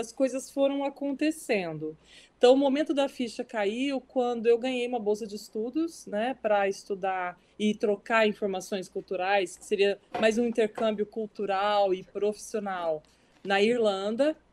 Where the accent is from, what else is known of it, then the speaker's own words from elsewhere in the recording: Brazil; moved away as an adult; now in New York, United States; É impossível a gente esquecer toda a cultura. Que bom, né? Que eu trago do Brasil